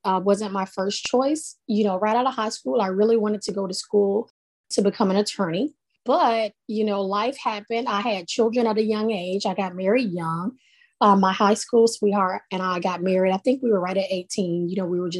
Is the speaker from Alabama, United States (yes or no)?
yes; Sumter County, West Alabama, United States; now in Jacksonville, United States; I am presently located in Jacksonville, Alabama, but I grew up in West Alabama, small town girl, poor county, Sumter County.